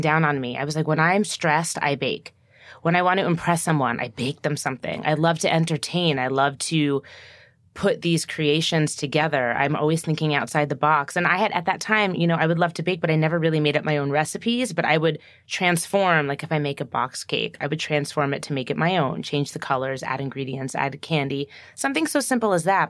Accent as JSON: {"language": "English", "region": "New Jersey", "country": "United States", "said": "I'm from New Jersey"}